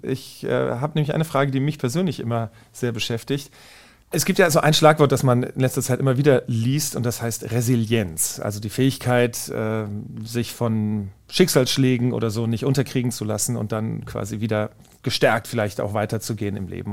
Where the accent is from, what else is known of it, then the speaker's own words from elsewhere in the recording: Wiesbaden, Hesse, Germany; moved away as an adult; ich bin in Wiesbaden geboren, in äh, Wiesbaden aufgewachsen